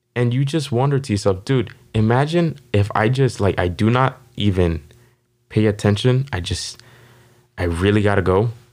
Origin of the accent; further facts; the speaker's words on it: Las Vegas, Nevada, United States; was born and raised here in Las Vegas